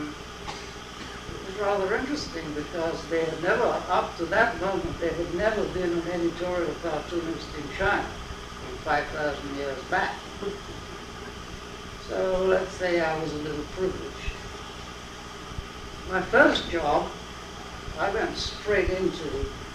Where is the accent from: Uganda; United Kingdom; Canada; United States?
United Kingdom; London; first language English; moved away; also born or lived in West Indies; I was born actually in the West Indies, and then at the age of 4, I went to England, and I got my main education at London University